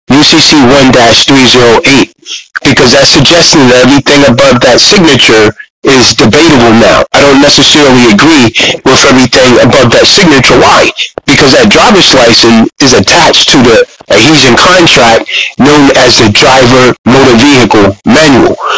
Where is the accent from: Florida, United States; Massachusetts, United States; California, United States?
Massachusetts, United States; I'm from Massachusetts. This car's from Massachusetts.